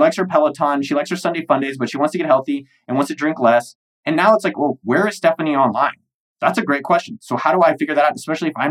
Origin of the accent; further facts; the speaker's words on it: United States; I'm an American